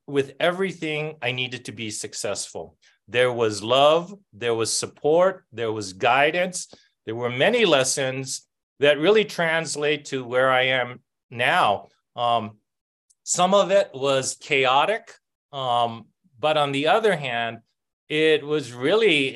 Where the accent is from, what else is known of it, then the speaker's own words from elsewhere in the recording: Oahu, Hawaii, United States; now in New Mexico, United States; I grew up in a public housing, one of the rougher ones in Oahu.